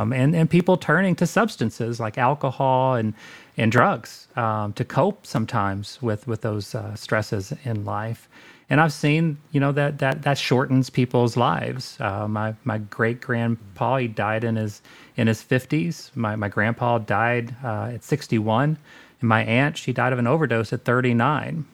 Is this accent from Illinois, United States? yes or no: no; Southern Indiana, United States; born and raised in Southern Indiana.